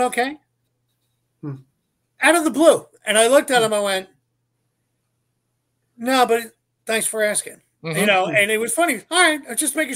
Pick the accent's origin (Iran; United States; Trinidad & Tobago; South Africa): United States; Philadelphia, Pennsylvania; I grew up in Northeast Philadelphia